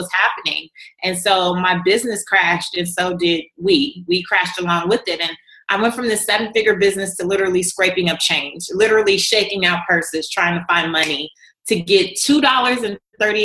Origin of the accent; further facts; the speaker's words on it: Los Angeles, California, United States; I was raised in South Central Los Angeles, walking over crack pipes to get to the bus stop to go to school